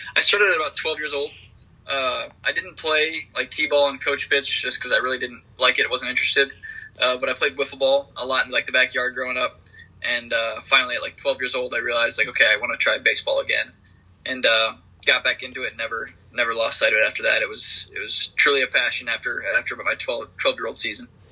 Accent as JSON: {"language": "English", "region": "Michigan", "country": "United States", "said": "I'm from Michigan"}